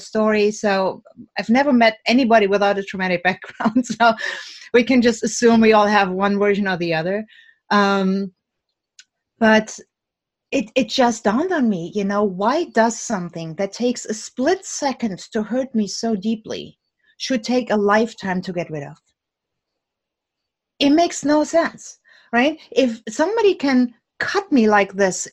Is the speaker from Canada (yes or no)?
no; Germany; now in United States; Now, I'm originally from Germany